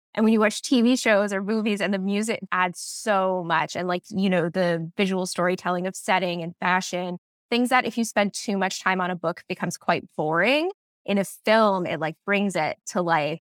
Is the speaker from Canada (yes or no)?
yes; Barry's Bay, Ontario, Canada; moved away as an adult; now in Toronto, Canada; I grew up in Barry's Bay where my book is set, and it's a very small town